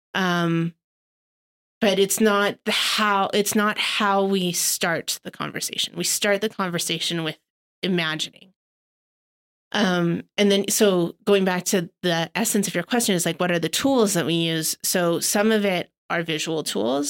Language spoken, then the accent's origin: English; Canada; as Canadian philanthropists